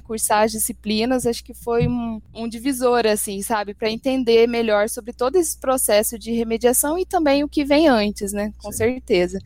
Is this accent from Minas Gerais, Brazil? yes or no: yes; Itajubá, Minas Gerais, Brazil; moved away as an adult; now in São Paulo, Brazil; Eu sou de Itajubá, no sul de Minas